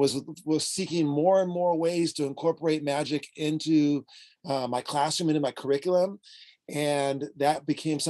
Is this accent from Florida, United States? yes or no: no; San Diego, California, United States; I am from San Diego, California